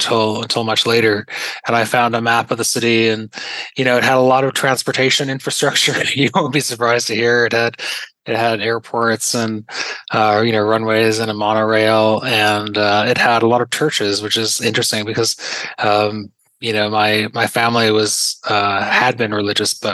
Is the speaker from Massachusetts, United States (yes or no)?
yes; Pittsfield, Massachusetts, United States; growing up in Pittsfield, in that small city in Western Massachusetts